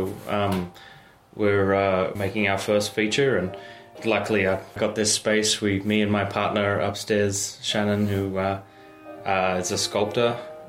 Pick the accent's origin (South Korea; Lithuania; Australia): Australia